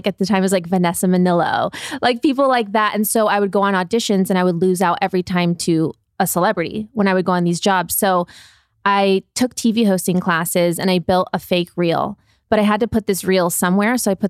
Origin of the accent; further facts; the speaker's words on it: Midwest, United States; So we're both from the Midwest, Ohio and Michigan.